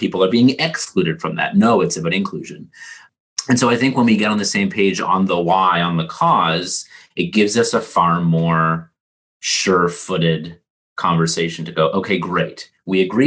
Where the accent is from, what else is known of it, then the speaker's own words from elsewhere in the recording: Canada; As a Canadian